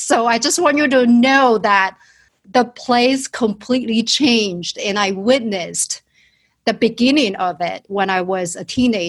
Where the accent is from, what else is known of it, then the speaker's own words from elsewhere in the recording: southern China, China; English is a second language; moved away as an adult; now in United States; I was born and raised in China and in southern part of China.